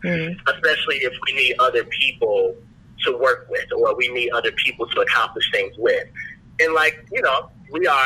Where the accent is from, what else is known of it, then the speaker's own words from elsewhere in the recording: Chicago, Illinois, United States; born and raised in Chicago, African-American